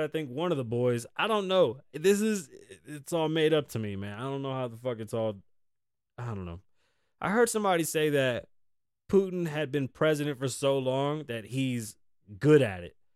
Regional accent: United States; I'm from the United States of America

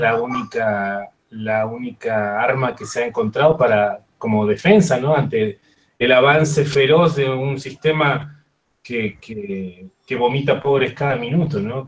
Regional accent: Patagonia, southern Neuquén, Argentina; soy de Argentina, soy de lo que hace solamente 200 años se llama Argentina, em, y, soy del sur de una provincia que se llama Neuquén, de la Patagonia

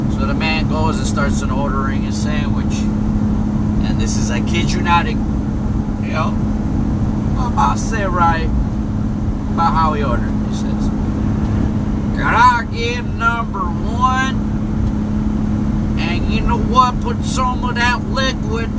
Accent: Chicago, Illinois, United States; moved away; I'm from Chicago

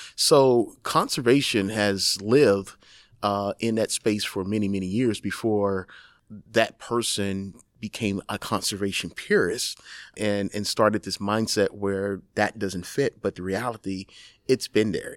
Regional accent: Texas, United States; moved away; also born or lived in New York; I'm from Texas and my father's a hunter.

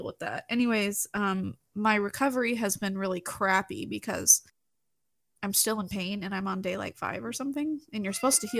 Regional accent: Texas, United States; As a Texan

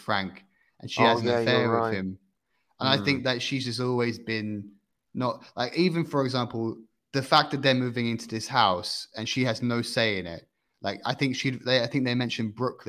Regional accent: near Elstree Studios, East of England, United Kingdom; I grew up near Elstree Studios

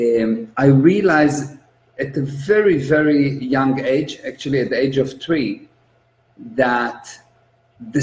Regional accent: Israel; I'm an Israeli. I was born in Israel

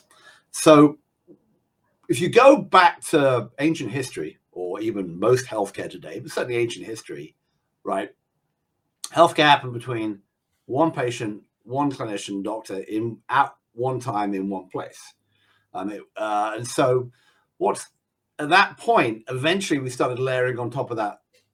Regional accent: England, United Kingdom; now in United States; I'm in the US, even though I'm the English guy

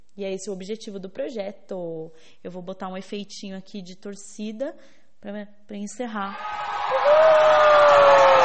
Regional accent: São Bernardo do Campo, São Paulo, Brazil; eu nasci em São Bernardo do Campo.

